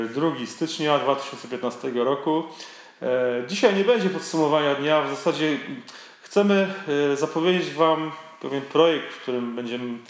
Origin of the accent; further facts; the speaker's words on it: Poland; jesteśmy z Polski